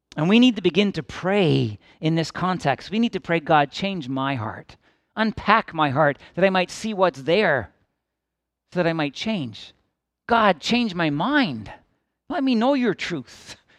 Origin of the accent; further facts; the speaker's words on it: Midland, Ontario, Canada; I grew up in Midland, Ontario, in the southern end of Georgian Bay as a child